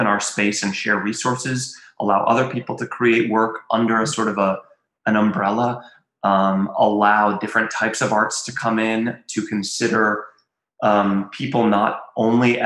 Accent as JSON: {"language": "English", "area": "Western Orange County", "region": "North Carolina", "country": "United States", "tie": "born or raised there", "also_born_or_lived": "Durham, North Carolina / upstate New York / Europe / Berlin, Germany", "moved": "as an adult", "said": "I was born in Durham. And I grew up like in Western Orange County, and was here, until I was 18"}